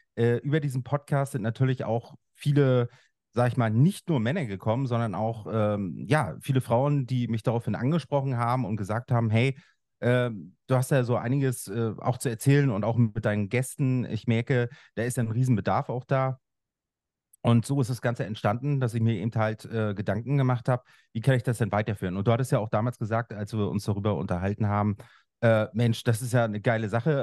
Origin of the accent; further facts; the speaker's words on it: Schwerin, Mecklenburg-Vorpommern, Germany; Ich bin im Osten aufgewachsen. Das ist heute Bundesland Mecklenburg-Vorpommern in Schwerin